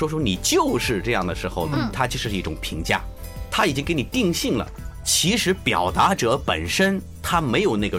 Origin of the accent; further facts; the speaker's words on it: China; 嗯，这又带来另外一个我们中国人非常欠缺的一个问题。